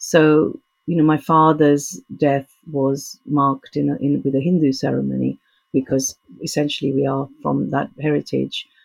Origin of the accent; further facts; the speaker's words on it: Tanga, Tanga Region, Tanzania; born there; also born or lived in India; My upbringing was sort of in three continents. You know, I was born in Tanga, Tanzania, but my dad was a teacher, Punjabi, so every three years we used to go back to India for like a visit come back to Africa.